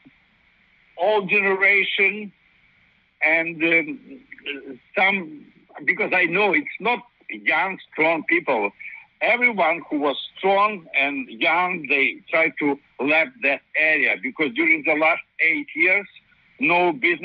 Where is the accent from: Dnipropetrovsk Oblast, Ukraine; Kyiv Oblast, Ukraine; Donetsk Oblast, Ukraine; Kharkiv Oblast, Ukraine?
Kyiv Oblast, Ukraine; Kyiv area; English is a second language; I grew up in Kyiv area, and my father speak Ukrainian